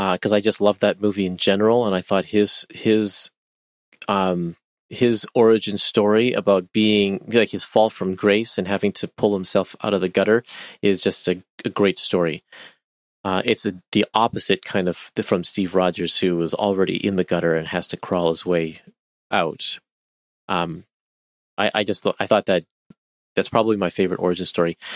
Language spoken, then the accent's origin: English; Canada; I'm Canadian